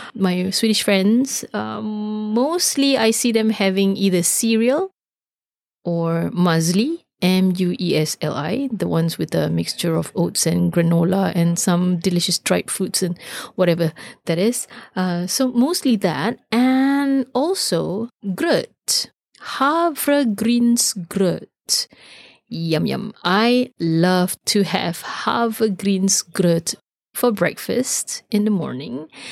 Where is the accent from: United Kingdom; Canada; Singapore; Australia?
Singapore; now in Sweden; as we say in, in Singapore.